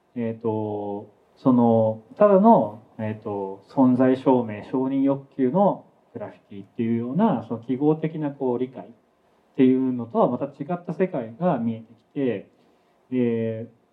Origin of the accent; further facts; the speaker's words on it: Saitama, Japan; 僕は埼玉で生まれ育ったんですけど